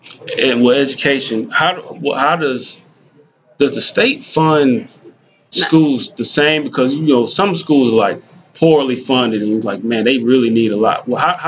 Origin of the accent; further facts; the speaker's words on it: Spartanburg, South Carolina, United States; we're from Spartanburg, in the Spartanburg area